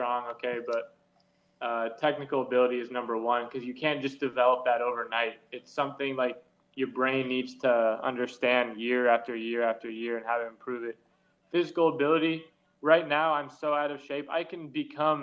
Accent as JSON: {"language": "English", "country": "United States"}